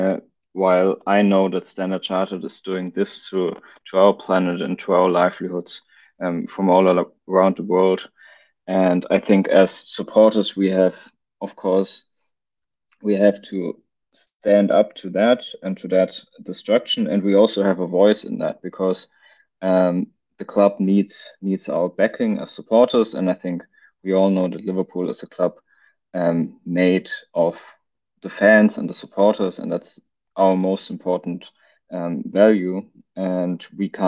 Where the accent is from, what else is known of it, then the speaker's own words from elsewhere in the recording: Germany; I'm from Germany